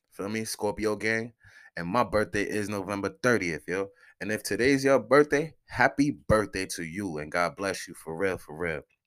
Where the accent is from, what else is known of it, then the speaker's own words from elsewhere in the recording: New York City, New York, United States; moved away; I'm from Soundview